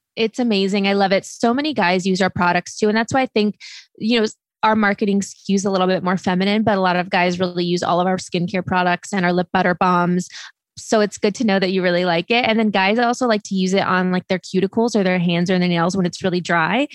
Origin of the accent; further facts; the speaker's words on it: Midwest, United States; moved away; also born or lived in California / Los Angeles; we grew up in the Midwest.